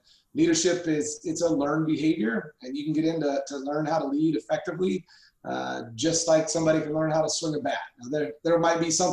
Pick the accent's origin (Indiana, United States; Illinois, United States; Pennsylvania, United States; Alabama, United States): Indiana, United States; Southern; moved away as an adult; also born or lived in Arizona; now in Boise, United States; I grew up in Southern Indiana